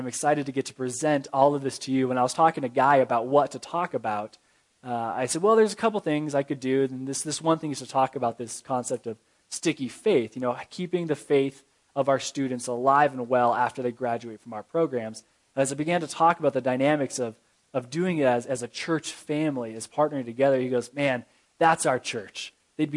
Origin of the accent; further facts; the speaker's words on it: Vancouver, Washington, United States; moved away as an adult; now in Colorado, United States; I grew up in Vancouver, Washington, which is just north of Portland, Oregon